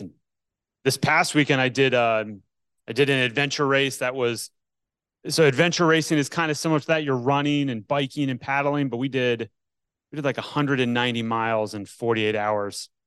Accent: Northeast, United States; now in Atlanta, United States; I grew up in the Northeast

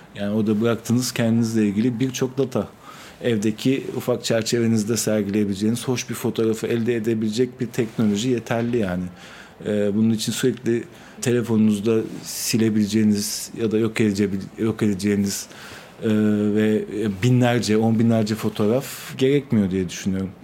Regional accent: Istanbul, Turkey; also born or lived in Germany; Kadıköy doğumluyum. Yani hep Kadıköy'de yaşadım.

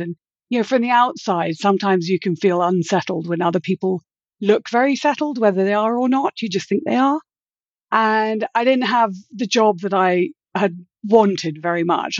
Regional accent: United Kingdom; moved away as an adult; also born or lived in London / Los Angeles / Florida; I grew up in Britain, and I, after I graduated, I lived in London for a few months

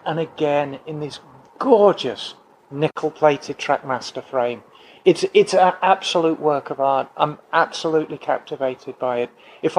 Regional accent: Birmingham, West Midlands, United Kingdom; I am from Birmingham. I'm a true Brummie.

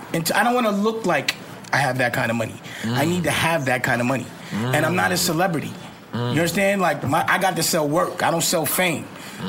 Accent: New York City, New York, United States; I'm from Lenox

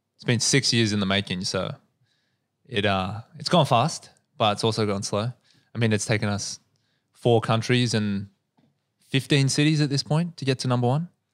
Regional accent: Australia; I grew up in the North Shore

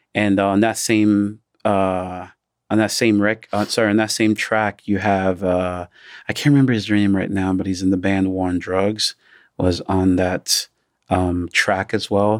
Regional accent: Nigeria; now in United States; as a Nigerian, I do have so many family members who couldn't work because of the pandemic.

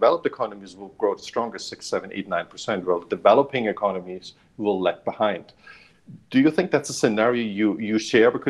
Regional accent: Germany; moved away; I grew up in Germany

